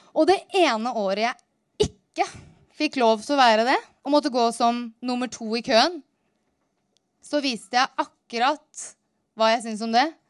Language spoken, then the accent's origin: Norwegian; Narvik, Nordland, Norway; Jeg vokste opp helt nord i Nord-Norge, innerst inne i Ofotfjorden, i en by som heter